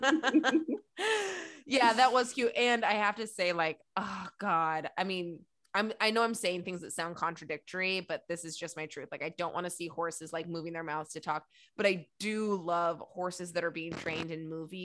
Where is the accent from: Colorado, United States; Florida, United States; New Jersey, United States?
Colorado, United States; I grew up in Colorado, so horses were like all over the damn place